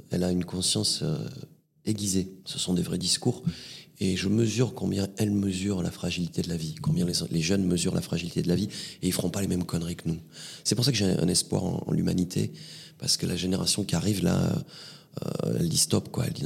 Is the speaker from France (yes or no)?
yes; Vernet-les-Bains, Occitania, France; also born or lived in Perpignan / Rivesaltes; Vernet-les-Bains. Oui, j'ai grandi à vernay les bains Ouais. Quelques heures après ma naissance, je suis monté dans ce village et je suis resté euh, très très longtemps